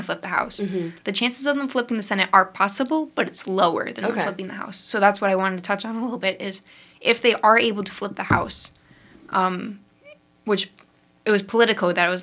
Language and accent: English; Midwest, United States; accent: Midwest; my Midwest accent